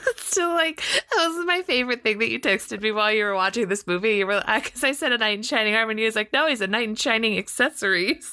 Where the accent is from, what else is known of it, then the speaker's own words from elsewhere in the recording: Southern California, United States; I'm from Southern California. Uh, so I grew up with Disney in my backyard